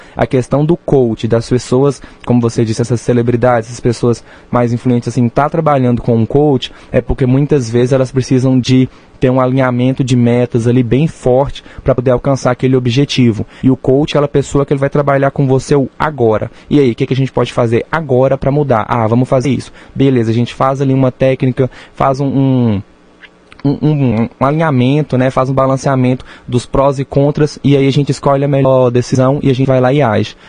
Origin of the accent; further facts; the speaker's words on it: Janaúba, northern Minas Gerais, Brazil; now in Rio Paranaíba, Brazil; eu sou de Jaúba, norte de Minas